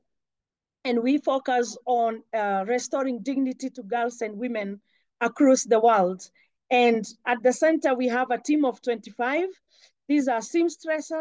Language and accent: English; Kenya; from Kenya